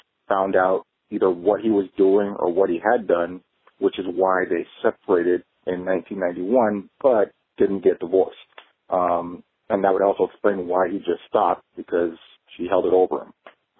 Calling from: Pasadena, California, United States; I'm calling from Pasadena, California.

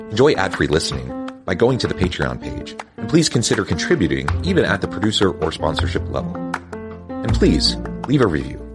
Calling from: Utah, United States; I'm south of Salt Lake City in Utah, so it's morning for me.

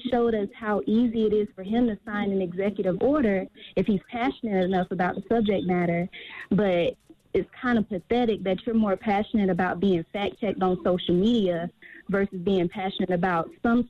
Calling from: Columbia, South Carolina, United States; South Carolina, Columbia.

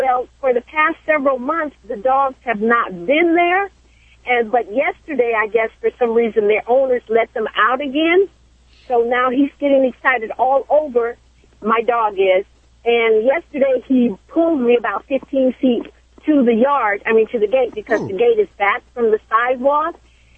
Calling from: Los Angeles, California, United States; I'm from Los Angeles. I'm here in Los Angeles.

